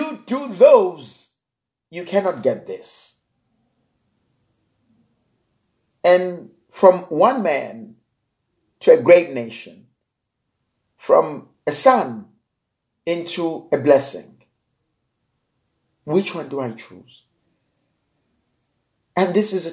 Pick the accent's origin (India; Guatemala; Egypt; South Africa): South Africa; I'm a South African